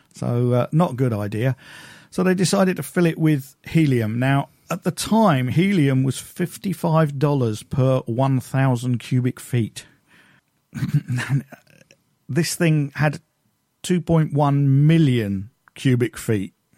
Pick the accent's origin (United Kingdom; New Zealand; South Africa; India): United Kingdom; I'm British